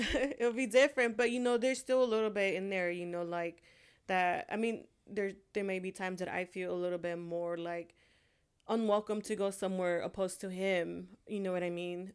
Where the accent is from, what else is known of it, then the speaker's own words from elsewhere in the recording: California, United States; also born or lived in Honduras; I was born in Honduras, and I was raised here in California